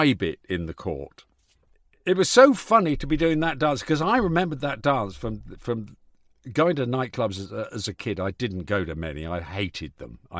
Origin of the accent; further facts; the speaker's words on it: Yorkshire and the Humber, United Kingdom; I was born in Yorkshire